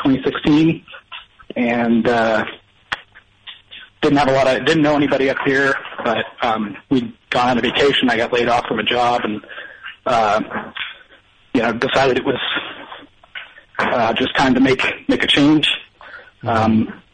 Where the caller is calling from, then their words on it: Wasilla, Alaska, United States; Wasilla, Alaska.